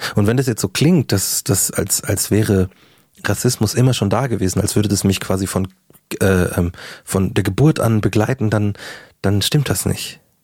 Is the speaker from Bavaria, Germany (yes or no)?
yes; Markt Schwaben, Bavaria, Germany; also born or lived in Munich; ich komme aus München äh, bin in München quasi geboren, dann auf dem Land aufgewachsen oder äh, ein paar Kilometer vor München